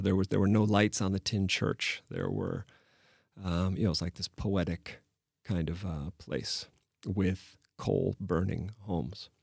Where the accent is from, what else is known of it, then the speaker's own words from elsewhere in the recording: Chicago, Illinois, United States; moved away as an adult; also born or lived in Paris, France; now in Prague, Czech Republic; I'm from Chicago